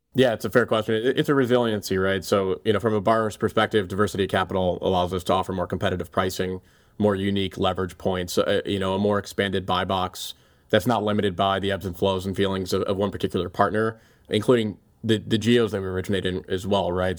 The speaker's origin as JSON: {"language": "English", "town": "Cleveland", "region": "Ohio", "country": "United States", "tie": "born or raised there", "also_born_or_lived": "Chicago", "moved": "as an adult", "said": "helping to build a market leader here in my hometown that I'm so passionate about in Cleveland"}